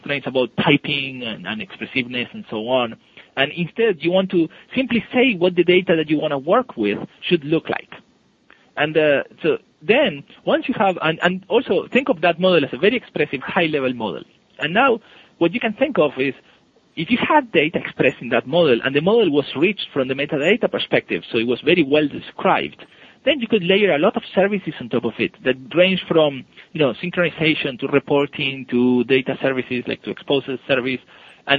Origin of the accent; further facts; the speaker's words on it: Buenos Aires, Argentina; moved away as an adult; also born or lived in Seattle area, United States; now in United States; I come from Buenos Aires, so it's pretty hot.